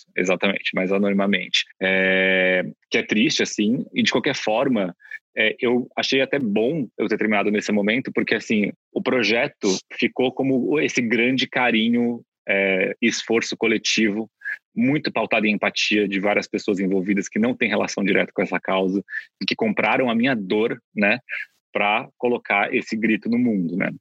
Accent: Bauru, São Paulo, Brazil; Eu sou de Bauru, do interior de São Paulo

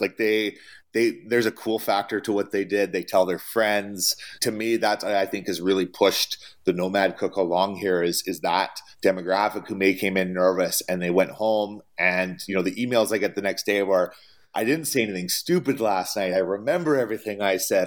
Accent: Canada; moved away as an adult; now in United States; I come from Canada

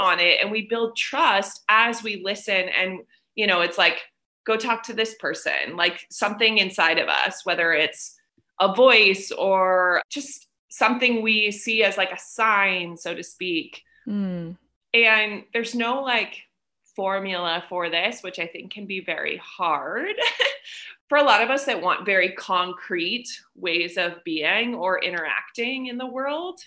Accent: United States; moved away as an adult; also born or lived in South Korea; now in Vietnam; I'm in Vietnam and I'm American

